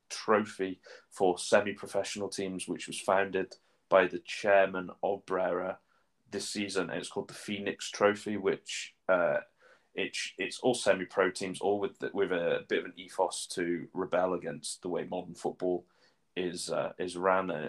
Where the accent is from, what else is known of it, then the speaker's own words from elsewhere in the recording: Newcastle, North East England, United Kingdom; I'm I'm from England, so it's, it's not an away day for me. It's a trip home.